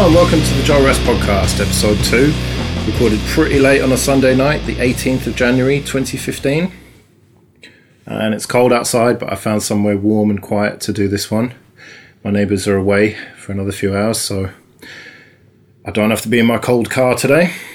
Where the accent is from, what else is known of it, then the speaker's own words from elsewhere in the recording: United Kingdom; us Brits